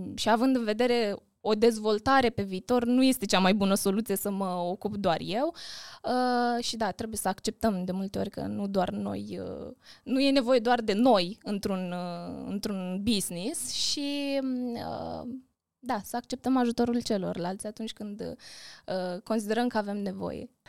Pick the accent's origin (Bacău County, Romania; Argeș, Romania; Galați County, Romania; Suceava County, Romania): Bacău County, Romania; Bacău; în orașul natal, în Bacău